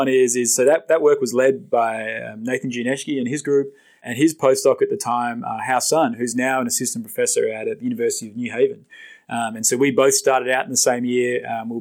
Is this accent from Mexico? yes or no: no; Australia; moved away as an adult; now in United States; I'm another Australian in research, polymer research, say, in the US.